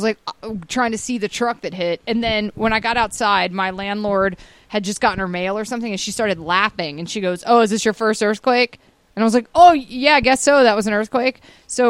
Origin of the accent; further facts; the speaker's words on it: Atlanta, Georgia, United States; moved away; I grew up in Atlanta and then, you know, moved here.